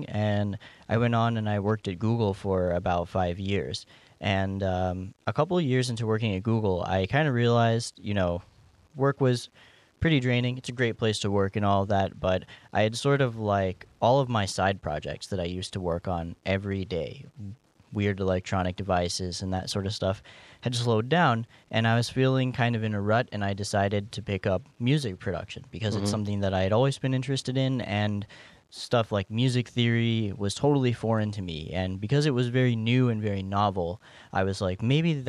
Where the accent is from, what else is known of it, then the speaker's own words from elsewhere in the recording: North Carolina, United States; I grew up in North Carolina